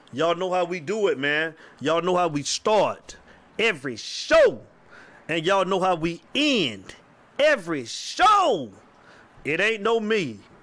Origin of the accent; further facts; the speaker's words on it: Avon Park, Florida, United States; from my hometown, Avon Park, Florida